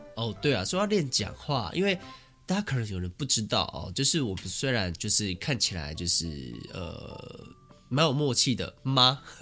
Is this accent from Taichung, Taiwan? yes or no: yes; Taichung, Taiwan; 我们是台中人